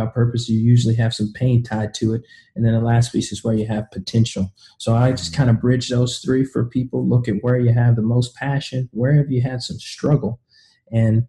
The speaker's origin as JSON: {"language": "English", "town": "Kansas City", "region": "Missouri", "country": "United States", "tie": "born or raised there", "also_born_or_lived": "the South", "said": "originally, I'm from Kansas City, Missouri."}